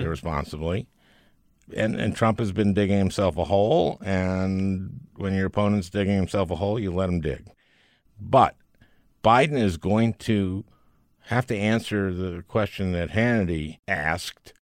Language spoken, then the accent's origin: English; Minneapolis, Minnesota, United States; moved away; my hometown